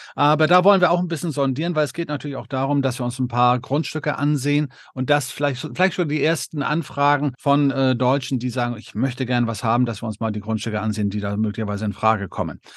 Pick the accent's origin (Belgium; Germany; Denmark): Denmark; moved away; ich als gebürtiger Däne